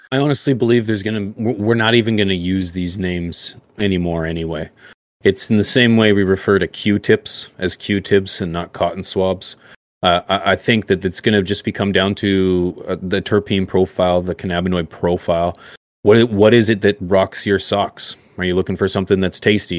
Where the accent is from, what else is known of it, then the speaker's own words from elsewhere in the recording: Canada; I'm Canadian